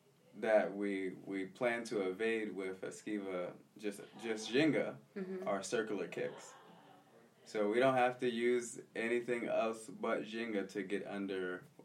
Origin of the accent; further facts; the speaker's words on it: Philadelphia, Pennsylvania, United States; Yeah, I was born in the States. I was born in Philadelphia, mm-hmm. West Philadelphia, born and raised. But I grew up in Southwest Philadelphia. My mom is from Philadelphia, and my dad is from Santos. So it's kind of a weird mix of being Brazilian and American at the same time.